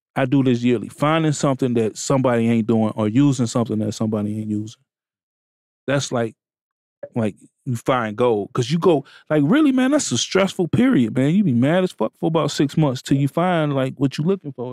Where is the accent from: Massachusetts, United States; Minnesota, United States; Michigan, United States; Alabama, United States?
Michigan, United States; Benton Harbor; I come from Benton Harbor, Michigan